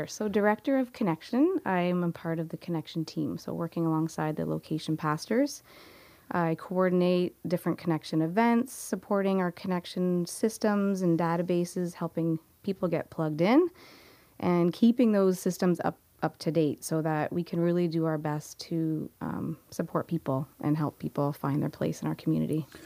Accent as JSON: {"language": "English", "area": "Niagara", "region": "Ontario", "country": "Canada", "tie": "born or raised there", "said": "I grew up here in Niagara and have been around Niagara basically for majority of my life"}